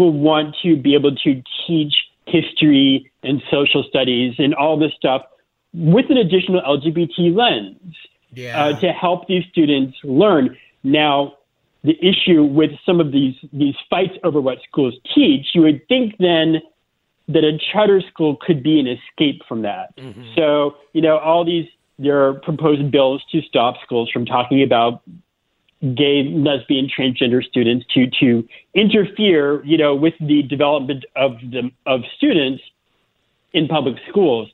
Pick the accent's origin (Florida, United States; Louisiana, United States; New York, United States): Florida, United States; born or raised there; moved away as an adult; also born or lived in South Carolina